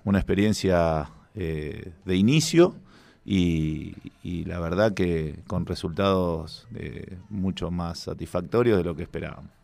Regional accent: La Plata, Buenos Aires Province, Argentina; Yo soy de La Plata, mi papá jugó en gimnasia, mi abuelo, mi tío abuelo, este, porque soy del barrio Mondongo, de La Plata

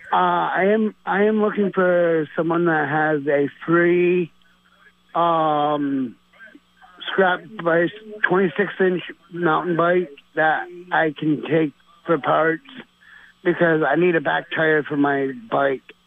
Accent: Plattsburgh, New York, United States; here in Plattsburgh area because that's where I'm from

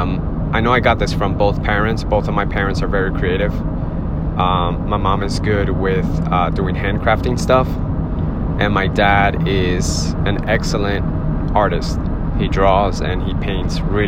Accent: Miami, Florida, United States; I'm from Miami

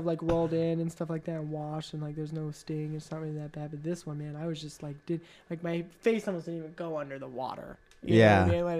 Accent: Salt Lake City, Utah, United States; Yeah, I'm from Salt Lake.

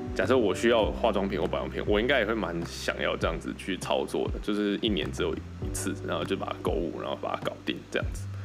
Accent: Kaohsiung, Taiwan; moved away as an adult; also born or lived in Taichung / Taipei / Shanghai; 因为我是高雄人嘛

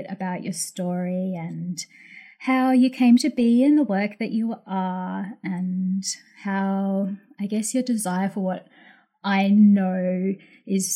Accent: Yeppoon, Queensland, Australia; my hometown of Yeppoon

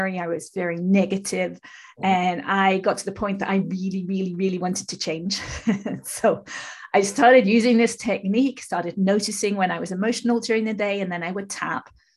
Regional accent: England, United Kingdom; moved away as an adult; now in California, United States; I'm from England, but I live in California, have done for 30 odd years.

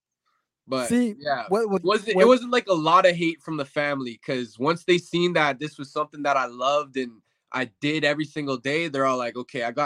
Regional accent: Winnipeg, Manitoba, Canada; born or raised there; also born or lived in Windsor, Ontario

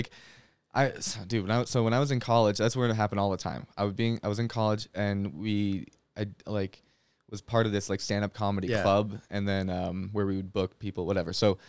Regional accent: Winnipeg, Manitoba, Canada; now in Salt Lake City, United States; so I grew up in Canada

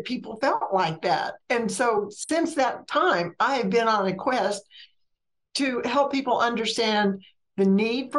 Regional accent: Mississippi, United States; moved away as an adult; also born or lived in Alabama / Georgia / Florida / North Carolina; I grew up in a very small Mississippi town

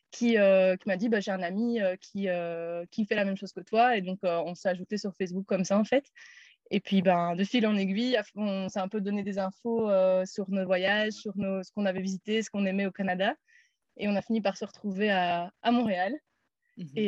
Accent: Namur, Wallonia, Belgium; moved away as an adult; also born or lived in Brussels; J'ai eu 30 ans cette année. Je suis de Namur à la base où j'ai fait mes études euh, d'ingénieur de gestion.

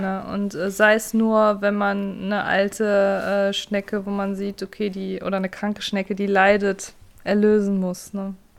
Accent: North Rhine-Westphalia, Germany; bei uns in Nordrhein-Westfalen

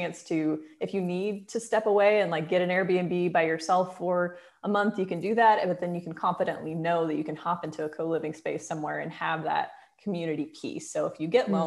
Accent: United States; moved away as an adult; also born or lived in London; now in Portugal; my hometown in the US

